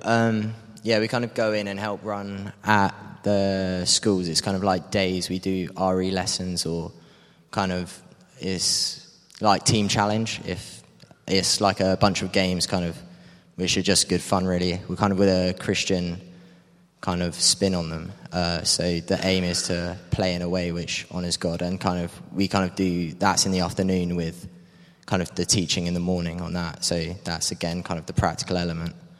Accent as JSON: {"language": "English", "town": "Cambridge", "region": "East of England", "country": "United Kingdom", "moved": "yes", "said": "I'm from Cambridge originally"}